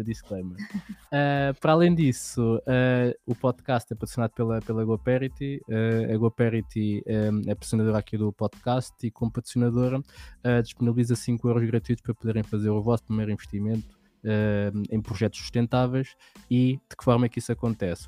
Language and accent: Portuguese; Lisbon, Portugal; eu venho de um meio em que que venho de Lisboa, ali de uma hum. zona que, que é mais, não, não é bairro, mas só que é uma zona um bocadinho mais pobre